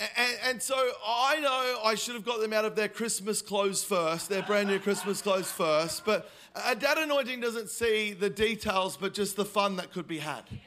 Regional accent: Melbourne, Victoria, Australia; moved away; I am originally from Melbourne

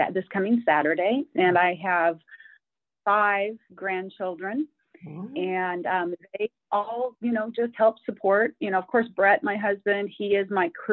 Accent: Oregon and Washington, Pacific Northwest, United States; moved away as an adult; now in Splendora, United States; I grew up in Oregon and Washington, so Pacific Northwest.

